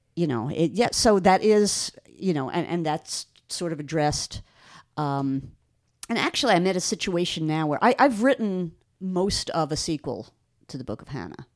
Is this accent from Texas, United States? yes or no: no; Long Island, New York, United States; moved away; I grew up on Long Island